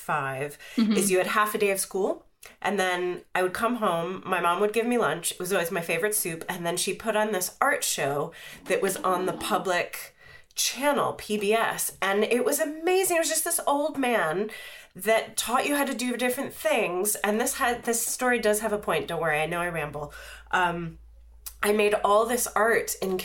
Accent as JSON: {"language": "English", "area": "outside of Pittsburgh", "region": "Pennsylvania", "country": "United States", "tie": "born or raised there", "said": "I grew up outside of Pittsburgh"}